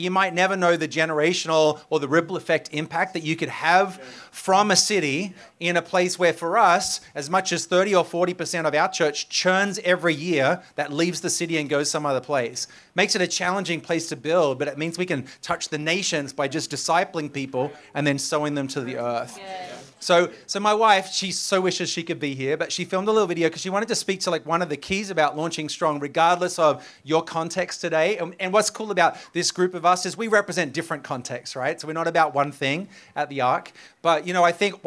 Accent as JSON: {"language": "English", "country": "Australia", "also_born_or_lived": "Sydney, Australia", "moved": "as an adult", "lives_now": "New York, United States", "said": "I'm Australian."}